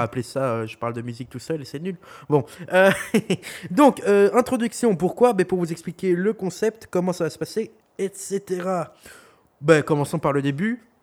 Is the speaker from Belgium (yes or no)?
yes; Belgium; accent: Belgian; nous sommes belges. Au cas où vous n'aurez pas entendu notre accent